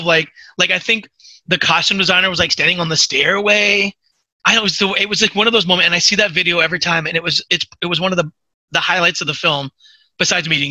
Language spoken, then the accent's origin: English; Australia; accent: Australian; My Australian accent